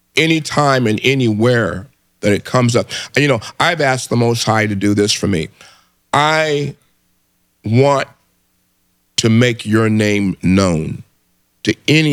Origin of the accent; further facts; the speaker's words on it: Detroit, Michigan, United States; I'm in here from Detroit. Glad to see you, young man.